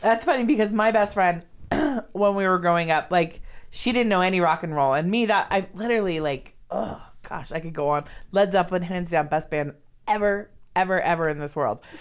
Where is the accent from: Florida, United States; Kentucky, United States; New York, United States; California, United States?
California, United States; Los Angeles; also born or lived in San Diego; Growing up in Los Angeles